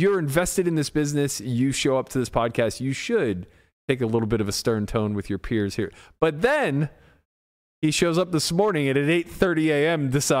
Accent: United States; We're so American, man.

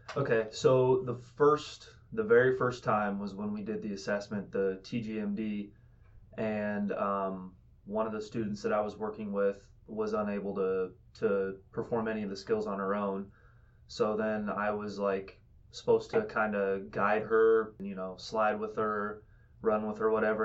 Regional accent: Fort Madison, Iowa, United States; I'm from Fort Madison, Iowa

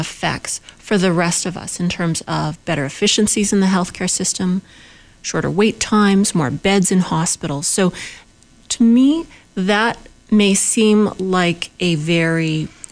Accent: Winnipeg, Manitoba, Canada; I'm from Winnipeg, in Manitoba

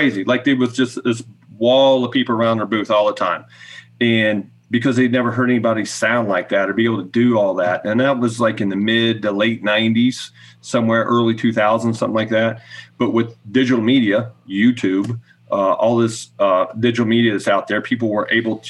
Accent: Ohio, United States; someone like me growing up in Ohio

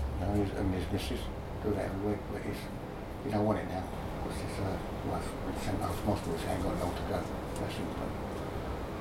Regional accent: London, United Kingdom; I was born in Streatham

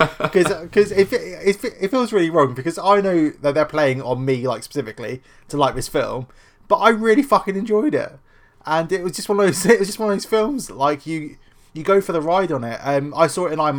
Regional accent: United Kingdom; being British

